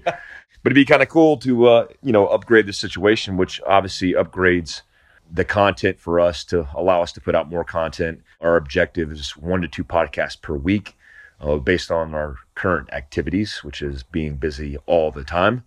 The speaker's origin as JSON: {"language": "English", "country": "United States", "said": "I'm an American."}